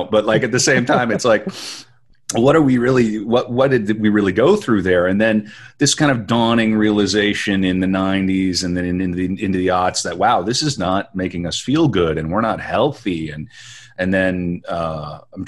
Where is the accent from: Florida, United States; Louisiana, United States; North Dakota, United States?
North Dakota, United States; Western; I grew up in Western North Dakota.